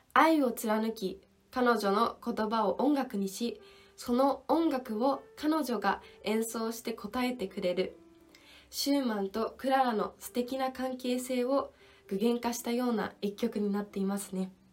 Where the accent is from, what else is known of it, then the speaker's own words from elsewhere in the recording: Tsukuba, Ibaraki, Japan; moved away as an adult; now in Salzburg, Austria; 私の出身地である茨城県のつくば市